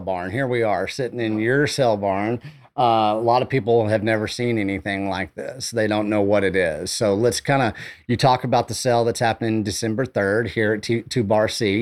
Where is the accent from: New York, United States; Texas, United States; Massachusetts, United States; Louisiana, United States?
Texas, United States; Canyon; also born or lived in Amarillo, Texas; I grew up outside of Hereford, Texas, you know, right there in Canyon